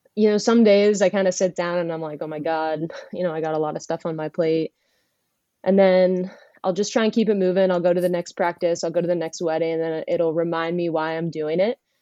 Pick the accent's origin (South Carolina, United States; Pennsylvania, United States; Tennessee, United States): Pennsylvania, United States; Erie; I am originally from Erie, Pennsylvania